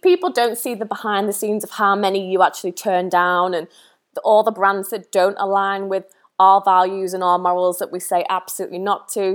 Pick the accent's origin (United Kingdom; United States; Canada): United Kingdom; the Wirral, North West England; moved away; I was born and raised on the Wirral